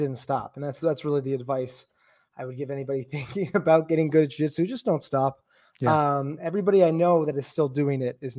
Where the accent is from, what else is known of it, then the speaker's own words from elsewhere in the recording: Canada; Well, I'm from Canada, so you know, hockey up here.